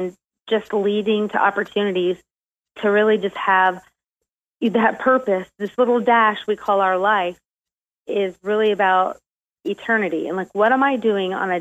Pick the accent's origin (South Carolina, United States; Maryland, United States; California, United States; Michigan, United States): South Carolina, United States; also born or lived in Ohio / Florida / Kentucky; around the age of 4th grade, we kind of settled down in South Carolina, and that's pretty much where I grew up in most of my childhood.